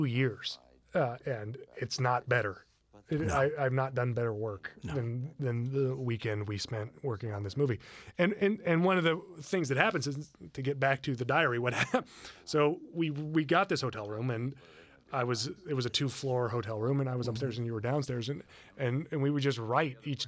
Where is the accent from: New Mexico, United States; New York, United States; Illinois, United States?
New Mexico, United States; Los Alamos; I grew up in Los Alamos, New Mexico, where they make atomic weapons